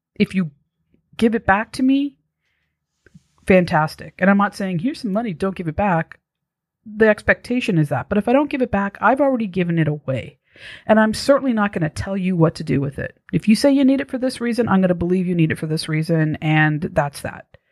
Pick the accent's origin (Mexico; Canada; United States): Canada; Toronto, Ontario; moved away; I'm from Toronto, originally